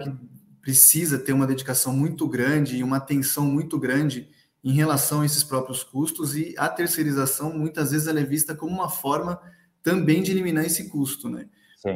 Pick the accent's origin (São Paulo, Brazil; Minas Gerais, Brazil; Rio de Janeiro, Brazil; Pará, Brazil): São Paulo, Brazil; eu sou de São Paulo